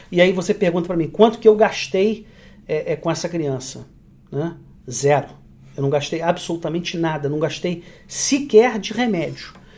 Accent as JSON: {"language": "Portuguese", "country": "Brazil", "moved": "as an adult", "lives_now": "Canada", "said": "eu sou tão brasileiro quanto vocês"}